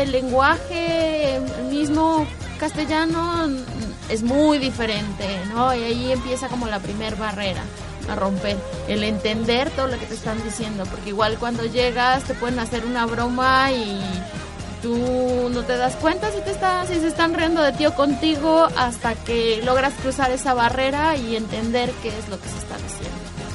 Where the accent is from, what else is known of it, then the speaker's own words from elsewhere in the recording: Mexico; moved away as an adult; now in Chile; soy de México